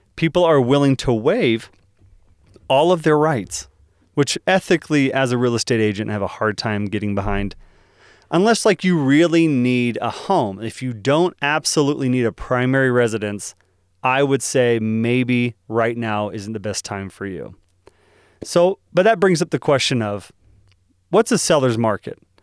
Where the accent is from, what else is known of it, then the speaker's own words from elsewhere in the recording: Dallas, Texas, United States; moved away; I'm originally from Dallas